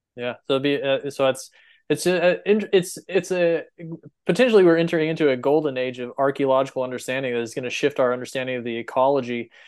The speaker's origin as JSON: {"language": "English", "region": "Texas Panhandle", "country": "United States", "tie": "born or raised there", "said": "I grew up in the Panhandle of Texas"}